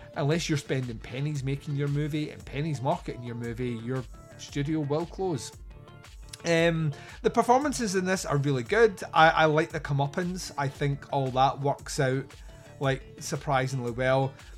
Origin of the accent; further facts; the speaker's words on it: Scotland, United Kingdom; I'm Scottish